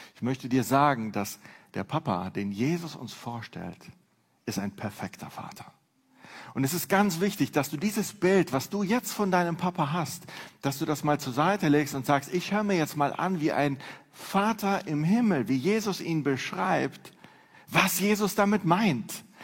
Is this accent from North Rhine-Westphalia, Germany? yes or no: yes; Neuss, North Rhine-Westphalia, Germany; Ich komme aus Neuss